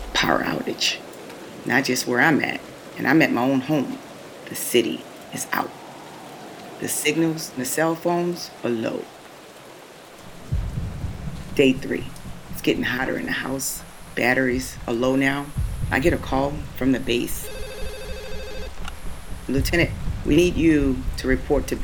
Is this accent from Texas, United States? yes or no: no; New Orleans, Louisiana, United States; moved away as an adult; my own hometown of New Orleans